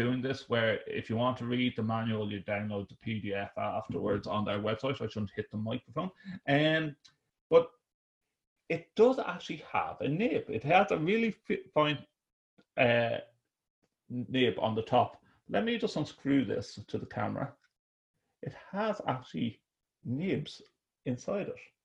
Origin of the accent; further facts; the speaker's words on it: Ireland; we're Irish folk